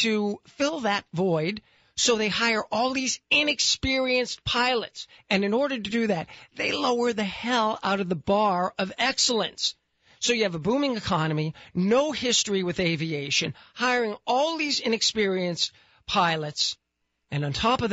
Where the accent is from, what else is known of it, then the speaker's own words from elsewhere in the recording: Boston, Massachusetts, United States; moved away; Boston, my hometown.